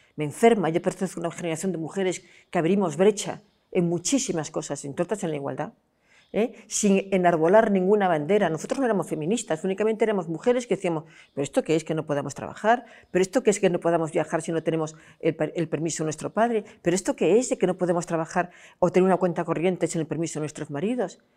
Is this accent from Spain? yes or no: yes; Vigo, Galicia, Spain; now in Madrid, Spain; yo que vivo en Madrid, pero que soy mm, mm, gallega y de la provincia de Pontevedra y de Vigo